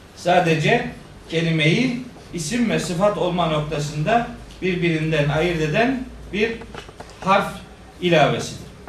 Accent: Turkey; biz Türkiye'de doğduk

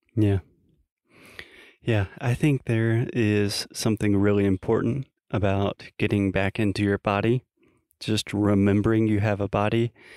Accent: United States; I'm an American, a little innocent American boy

